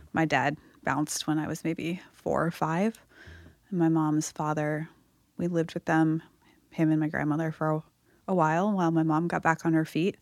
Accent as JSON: {"language": "English", "region": "Massachusetts", "country": "United States", "tie": "born or raised there", "moved": "yes", "said": "I grew up in Massachusetts"}